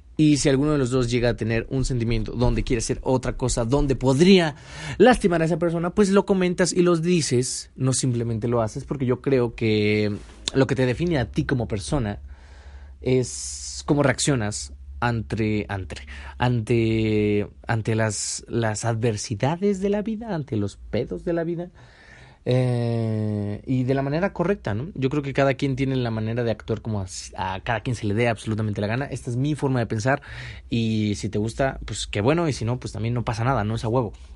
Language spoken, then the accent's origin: Spanish; Mexico; mi México hermoso